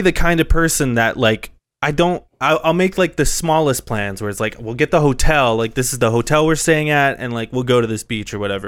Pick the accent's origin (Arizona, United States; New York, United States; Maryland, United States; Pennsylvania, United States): Arizona, United States; Phoenix; My hometown is, like, actually going places